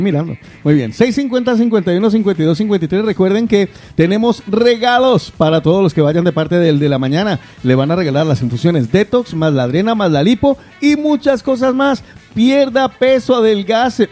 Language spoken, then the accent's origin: Spanish; Guarromán, Andalusia, Spain; moved away; en Jaén, concretamente en mi pueblo querido, donde me van a hacer una estatua un día. Estoy hablando de Guarromán